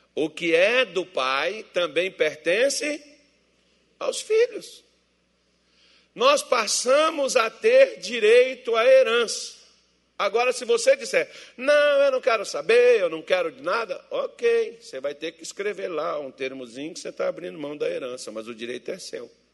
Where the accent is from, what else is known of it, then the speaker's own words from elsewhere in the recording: Minas Gerais, Brazil; eu sou mineiro